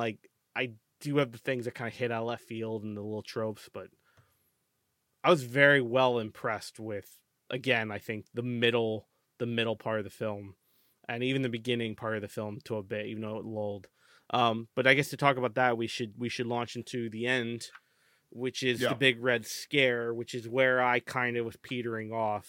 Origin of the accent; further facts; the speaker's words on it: United States; I'm American.